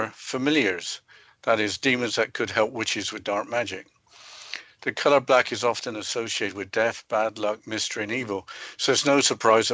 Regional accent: England, United Kingdom; Growing up in England, a black cat crossing your path was seen as a sign of good luck

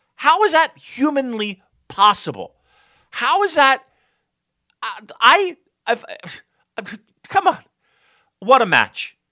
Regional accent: United States; I'm American

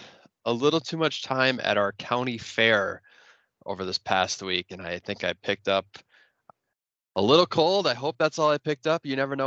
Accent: Fennimore, Wisconsin, United States; born or raised there

